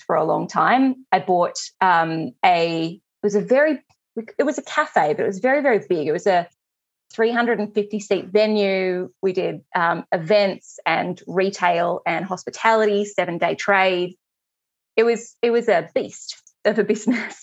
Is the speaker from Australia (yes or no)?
yes; Australia; I'm Australian